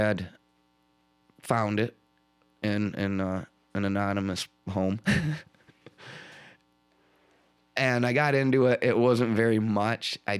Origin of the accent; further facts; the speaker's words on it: Port Huron, Michigan, United States; moved away as an adult; also born or lived in Kentucky; I was born and raised in Port Huron, Michigan. I spent 28 years. I left when I was 28 or 29, I think, for Kentucky